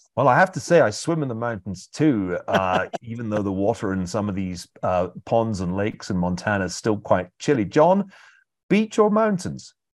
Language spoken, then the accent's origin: English; United Kingdom; being British